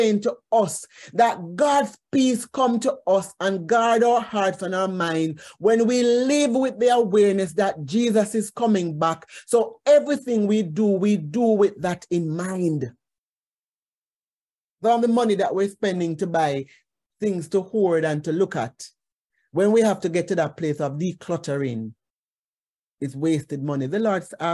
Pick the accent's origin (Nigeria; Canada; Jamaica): Jamaica; as Jamaican, especially Jamaican women